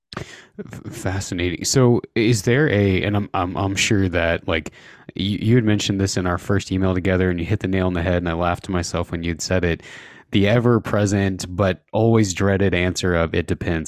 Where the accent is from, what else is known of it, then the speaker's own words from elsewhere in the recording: Indiana, United States; now in Idaho, United States; I grew up in Indiana